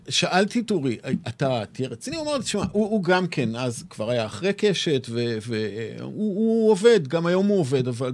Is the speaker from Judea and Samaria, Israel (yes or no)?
no; Tel Aviv, Tel Aviv District, Israel; also born or lived in Ra'anana; אני תל אביבי שורשי